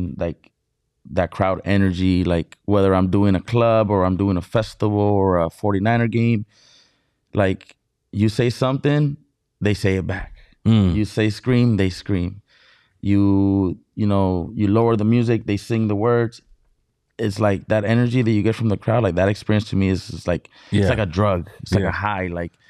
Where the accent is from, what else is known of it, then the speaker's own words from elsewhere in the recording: Mexicali, Baja California, Mexico; now in San Diego, United States; Because first of all, I'm from Baja California. I was born in Mexicali. Baja California, Mexico.